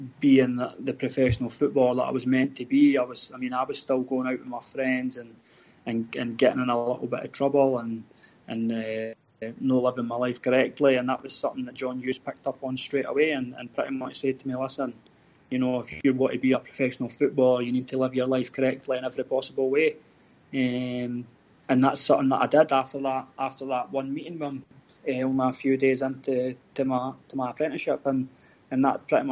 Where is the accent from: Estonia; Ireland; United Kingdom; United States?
United Kingdom; Falkirk, Scotland; I'm originally from Falkirk. I supported Falkirk when I was a kid